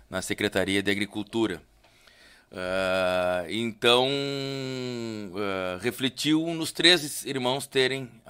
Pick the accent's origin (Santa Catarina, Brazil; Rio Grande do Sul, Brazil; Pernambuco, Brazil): Rio Grande do Sul, Brazil; Pelotas; eu sou natural de Pelotas